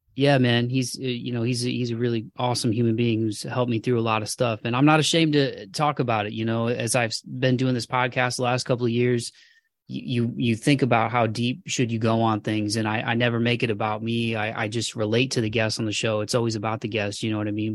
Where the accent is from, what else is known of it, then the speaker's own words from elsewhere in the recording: Toledo, Ohio, United States; moved away; winters are, uh, pretty, pretty gnarly in Toledo, man. That's the one thing I miss about my hometown